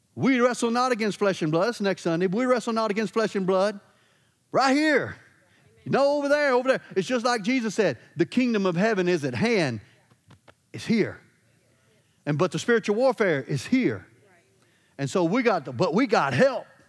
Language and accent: English; Louisiana, United States; I'm from Louisiana.